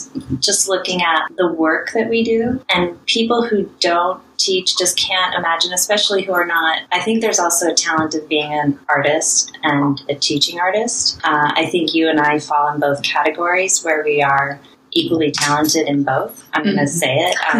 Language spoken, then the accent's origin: English; Butte, Montana, United States; I grew up in Montana